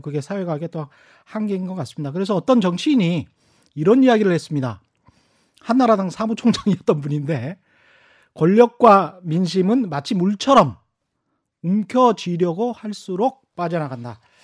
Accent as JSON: {"language": "Korean", "town": "Yeosu", "region": "South Jeolla", "country": "South Korea", "tie": "born or raised there", "said": "저는 전라남도 여수"}